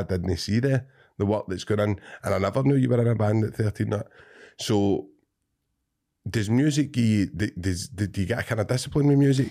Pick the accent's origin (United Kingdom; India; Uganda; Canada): United Kingdom; Cumbernauld, Scotland